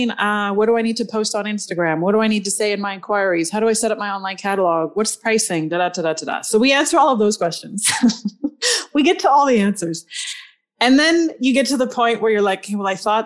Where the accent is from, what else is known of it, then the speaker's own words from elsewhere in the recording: Canada; We in Canada